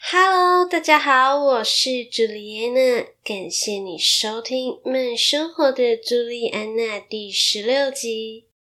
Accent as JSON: {"language": "Chinese", "country": "Malaysia", "moved": "yes", "lives_now": "Taiwan", "said": "那稍微马来西亚人的我，也有一些来自马来西亚的听众"}